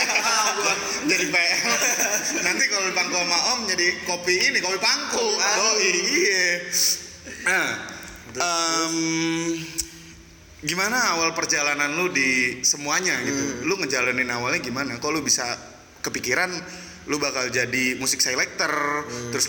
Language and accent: Indonesian; Serang, Banten, Indonesia; born there; Uh, gua lahir di Serang hmm. 17 September